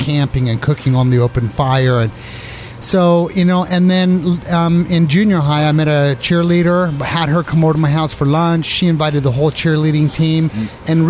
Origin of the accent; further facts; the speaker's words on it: Arizona, United States; moved away as an adult; also born or lived in San Francisco / New York City; I came from Arizona